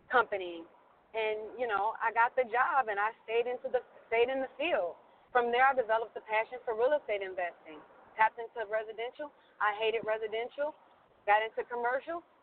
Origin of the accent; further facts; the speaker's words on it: Cincinnati, Ohio, United States; I started doing insurance in Ohio. I was, you know, I'm from Cincinnati